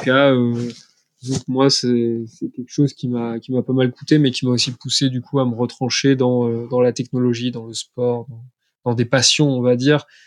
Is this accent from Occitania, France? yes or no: yes; Montpellier, Occitania, France; moved away; also born or lived in Troyes; je viens de Troyes à la base, mais j'ai fait mon enfance à Montpellier.